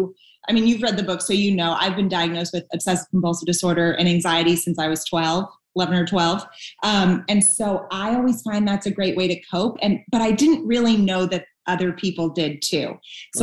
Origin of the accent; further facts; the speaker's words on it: Northeast, United States; I'm from the Northeast, so we do a lot of self-deprecating humor up there